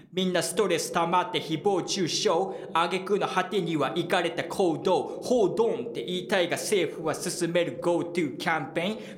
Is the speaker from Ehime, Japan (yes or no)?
no; Kyushu, Saga, Japan; moved away; 僕の実家も九州の佐賀